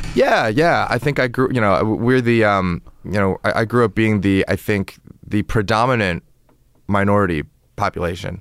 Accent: Toronto, Ontario, Canada; also born or lived in China; now in United States; I'm from, uh, Toronto in Canada, you know, Toronto's right, obviously right next to, it borders Lake Ontario.

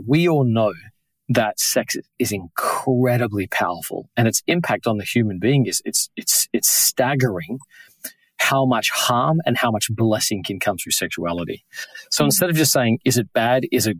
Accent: New York, United States; particularly growing up in New York

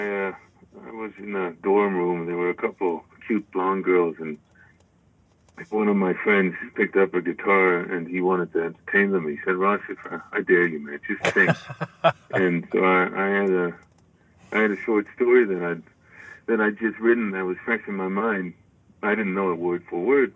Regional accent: France; I grew up in France

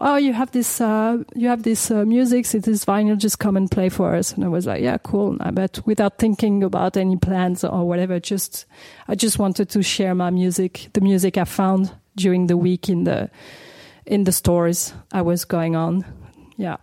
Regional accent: Paris, Île-de-France, France; I grew up in Paris. My mom was English and my father's French, so I like I was born and raised in Paris, never moved from Paris

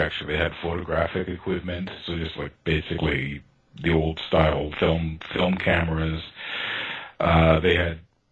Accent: Toronto, Ontario, Canada; I grew up in North Toronto, quite far from downtown.

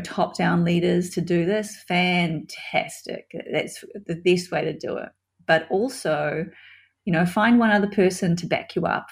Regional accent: New Zealand; New Zealand, my home country

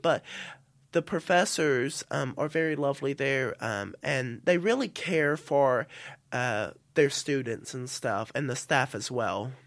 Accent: South Carolina, United States; moved away as an adult; now in St Andrews, United Kingdom; I'm from the South

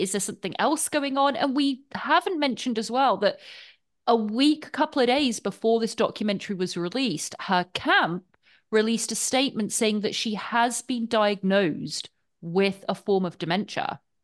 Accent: England, United Kingdom; being English

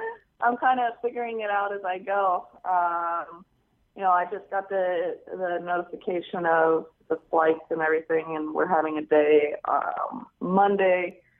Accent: United States; being an American

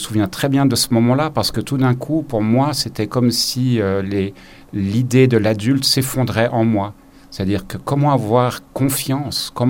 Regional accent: Zimbabwe; now in Geneva, Switzerland; j'ai passé une partie de mon enfance au Zimbabwe et euh, les week-ends et les vacances étaient passés euh, à une activité qui était aller dans les parcs naturels et regarder la faune et la nature.

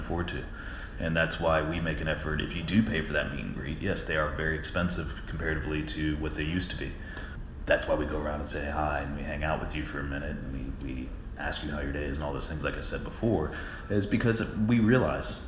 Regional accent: Florida, United States; I'm from Florida

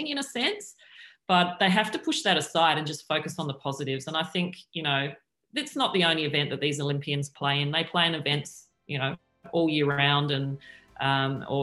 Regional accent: Adelaide, South Australia, Australia; where I grew up in Adelaide

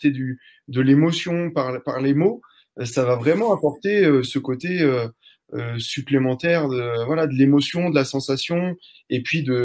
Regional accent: Normandy, France; J'ai 30 ans. Donc, moi, je suis, un, je suis ton voisin. Je suis normand.

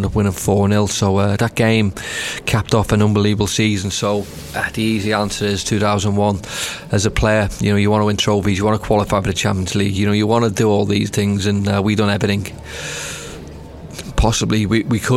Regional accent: Liverpool, North West England, United Kingdom; I grew up in Liverpool

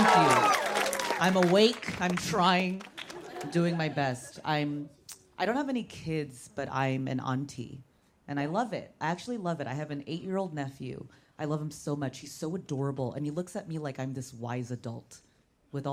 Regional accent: Orange County, California, United States; I was raised in Orange County

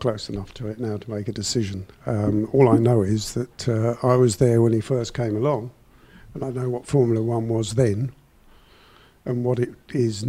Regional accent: England, United Kingdom; we're from England

